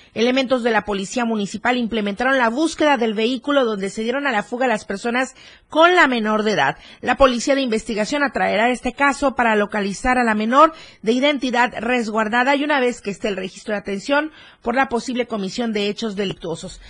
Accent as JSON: {"language": "Spanish", "country": "Mexico", "said": "como mexicanos"}